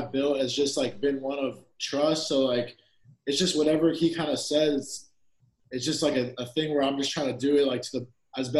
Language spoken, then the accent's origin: English; San Bernardino, California, United States; I'm from San Bernardino